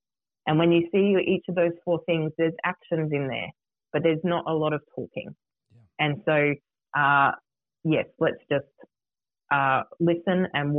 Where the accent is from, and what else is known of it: Australia